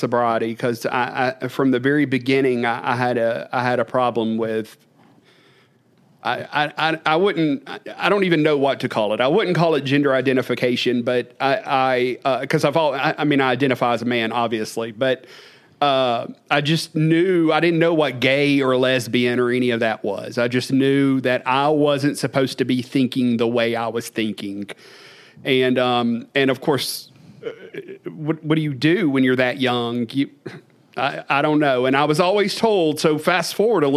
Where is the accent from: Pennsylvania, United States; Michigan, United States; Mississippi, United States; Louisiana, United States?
Louisiana, United States; Stanley; I grew up in Podunk, Louisiana, a little community called Stanley, population 15